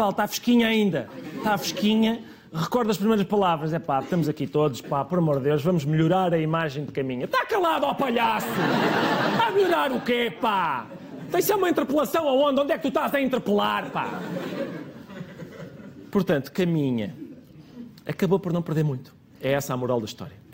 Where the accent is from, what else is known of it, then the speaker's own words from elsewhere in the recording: Lisbon, Portugal; born there; Aliás, eu disse, sou tanto de caminha como o antigo presidente de caminha, porque nascemos os dois em Lisboa.